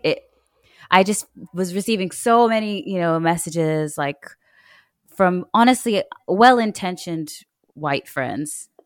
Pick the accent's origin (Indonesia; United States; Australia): Australia; moved away as an adult; now in Kenya; I grew up in Australia